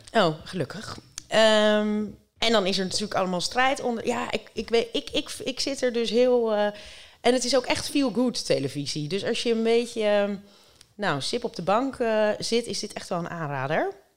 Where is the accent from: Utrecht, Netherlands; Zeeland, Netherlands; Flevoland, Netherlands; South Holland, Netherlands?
South Holland, Netherlands; Rotterdam; niks voor mij als Rotterdamse